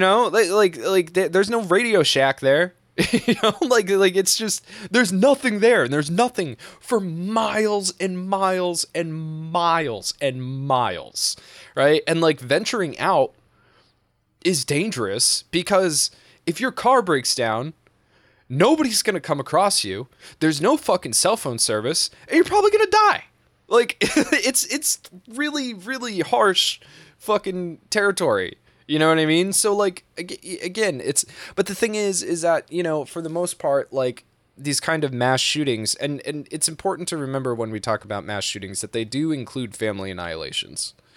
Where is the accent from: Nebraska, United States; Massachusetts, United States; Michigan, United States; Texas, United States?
Massachusetts, United States; I'm from New England. I've lived here my entire life